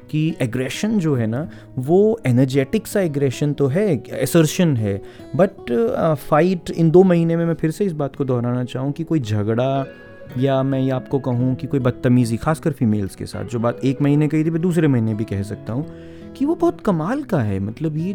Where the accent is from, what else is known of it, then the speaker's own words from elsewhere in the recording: Haryana, India; first language Haryanvi; Hindi is a second language; मैं हरियाणवी जो गाने हैं उनको हरियाणवी में ही बोल के आपको सुनाऊँ जो मेरी मातृभाषा है जिसमें घर पे बात करते हैं बाहर हिंदी में बात करते हैं